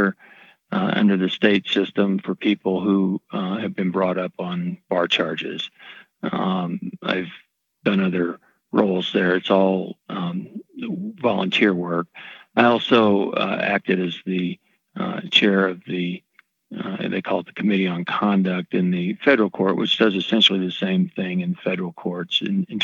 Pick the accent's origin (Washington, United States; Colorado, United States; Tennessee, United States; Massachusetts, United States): Tennessee, United States; East; moved away as an adult; also born or lived in North Carolina; I grew up in East Tennessee